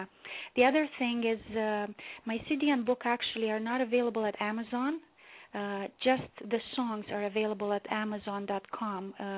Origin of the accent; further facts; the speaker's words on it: Romania; moved away as an adult; now in Toronto, Canada; Yes, I was born and raised in Romania.